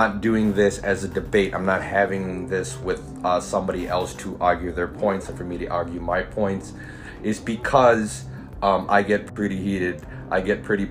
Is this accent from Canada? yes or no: no; Philippines; also born or lived in Los Angeles, United States; I'm Filipino